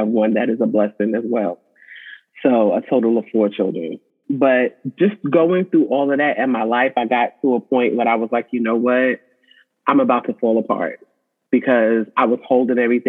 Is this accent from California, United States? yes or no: no; Suffolk, Virginia, United States; I am from Suffolk, Virginia.